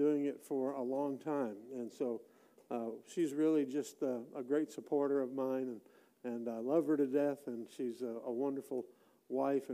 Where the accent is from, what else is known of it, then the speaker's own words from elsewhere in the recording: Wisconsin, United States; moved away; I grew up in Wisconsin and spent a lot of my time, my very early years there